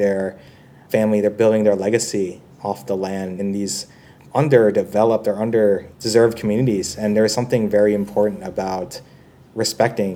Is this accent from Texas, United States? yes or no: no; New York City, New York, United States; moved away as an adult; also born or lived in San Francisco / China / Vietnam; now in Singapore; I'm originally from New York City